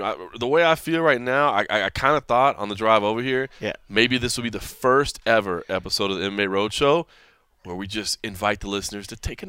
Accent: Dallas, Texas, United States; I'm born and raised in Dallas.

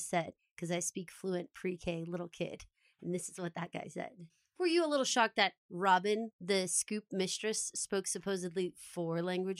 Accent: Australia; But I'm an Aussie girl. Always have been.

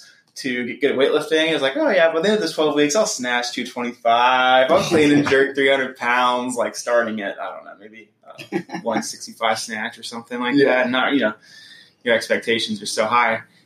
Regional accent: Mount Pleasant, South Carolina, United States; I'm originally from the Charleston area. I grew up in Mount Pleasant

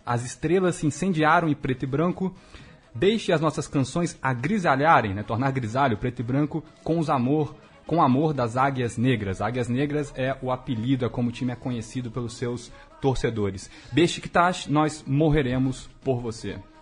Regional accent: Juiz de Fora, Minas Gerais, Brazil; um bom mineiro de Juiz de Fora, flamenguista

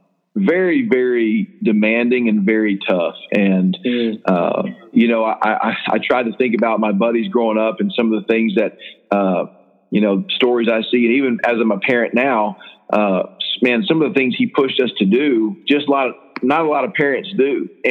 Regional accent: Houston, Texas, United States; also born or lived in Austin; But, I grew up in Houston about the first 10 years of my life, and then Austin area for a little bit. And then I ended up graduating from Pilot Point High School.

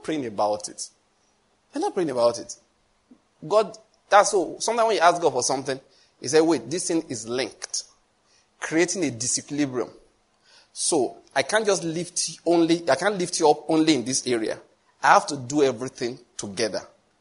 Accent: Nigeria; I came from Nigeria

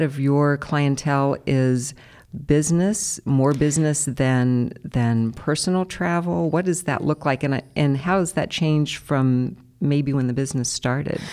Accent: Columbus, Ohio, United States; we are both Columbus natives. I know. I used to, um, apologize for having never left Columbus

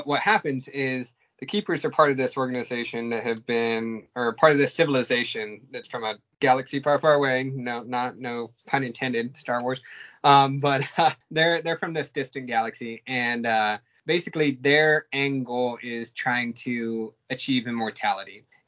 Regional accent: California, United States; born there; but I was born in March Air Force Base over in near Riverside.

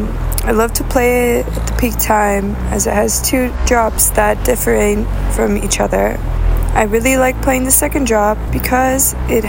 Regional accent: Vancouver Island, British Columbia, Canada; I'm coming from Vancouver Island.

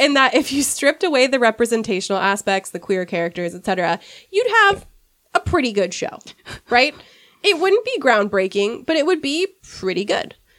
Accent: United States; I'm American

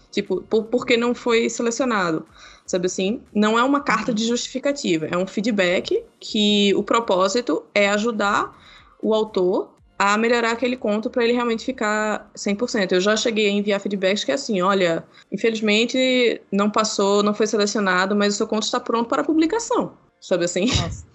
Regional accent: Brazil; nós somos brasileiros

